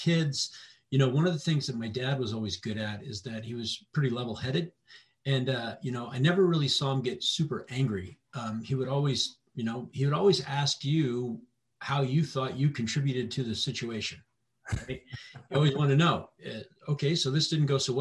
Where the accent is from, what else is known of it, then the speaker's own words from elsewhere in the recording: Fox Island, Washington, United States; also born or lived in El Paso, Texas; I grew up on Fox Island